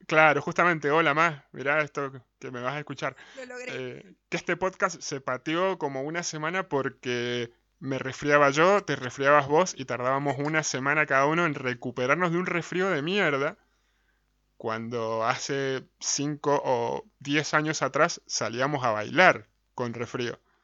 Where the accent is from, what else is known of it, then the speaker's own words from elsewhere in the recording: Mendoza, Argentina; Somos de Mendoza